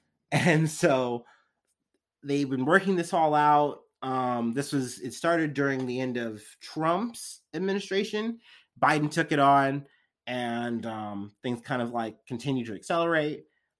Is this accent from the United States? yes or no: no; Canada; I'm Canadian.